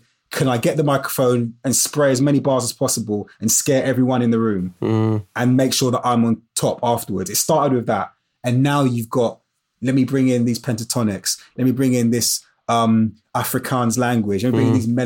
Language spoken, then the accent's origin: English; London, United Kingdom; I grew up in Brixton in South London